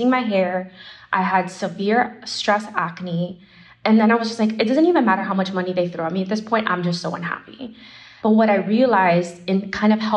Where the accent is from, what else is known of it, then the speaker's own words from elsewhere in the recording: Miami, Florida, United States; moved away as an adult; now in New York, United States; I'm originally from Miami, and I come from Cuban background